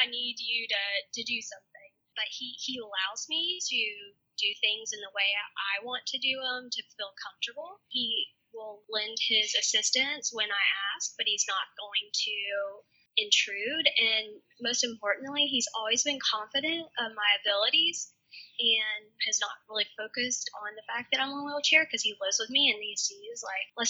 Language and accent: English; the South, United States; I'm from the South.